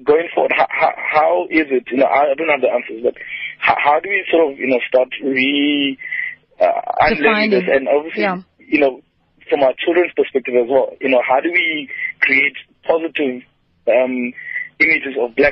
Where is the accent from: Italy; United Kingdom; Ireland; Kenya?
Kenya; now in Cape Town, South Africa; I'm originally from Kenya